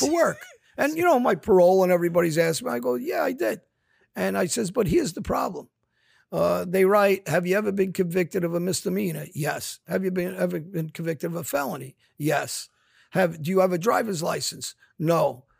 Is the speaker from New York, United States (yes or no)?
yes; New York City, New York, United States; kids from my neighborhood, we grew up on Jamaica Avenue, East New York, South Jamaica.